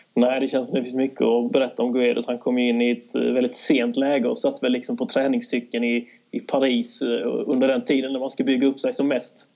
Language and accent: Swedish; Kristianstad, Skåne, Sweden; moved away as an adult; also born or lived in Kalmar; now in Malmö, Sweden; född och uppvuxen i Kristianstad